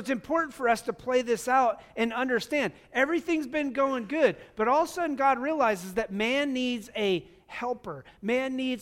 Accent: United States; also born or lived in Wyoming / Montana; now in Missouri, United States; growing up in Wyoming and Montana

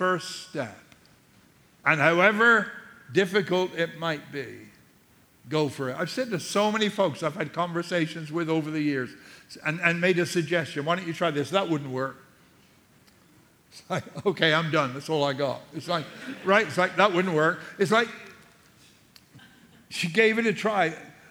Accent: England, United Kingdom; moved away; I'm English too.

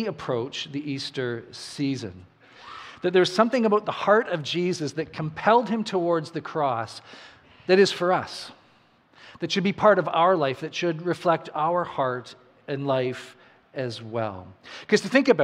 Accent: Saskatchewan, Canada; now in New Brunswick, Canada; I grew up in Saskatchewan, and I remember when I moved here to New Brunswick

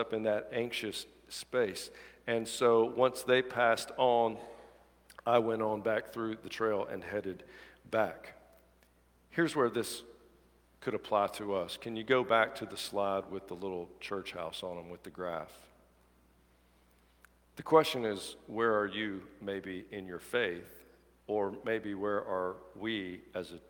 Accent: Dadeville, Alabama, United States; I grew up in Dadeville, Alabama

